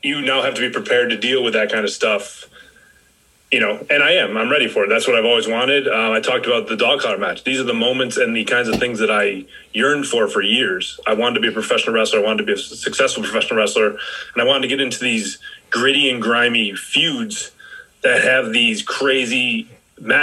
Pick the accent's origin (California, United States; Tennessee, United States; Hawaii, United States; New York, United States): New York, United States; Rochester; in Rochester